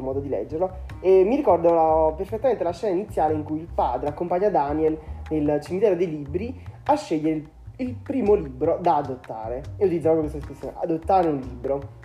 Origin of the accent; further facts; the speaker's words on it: Angri, Campania, Italy; Quando ero piccolo, purtroppo non avevamo una vera libreria nel mio paese e spesso ci toccava andare a Salerno